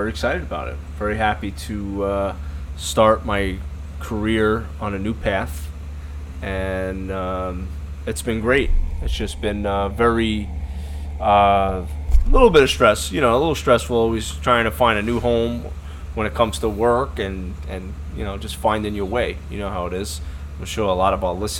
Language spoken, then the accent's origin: English; New York City, New York, United States; we grew up together in Brooklyn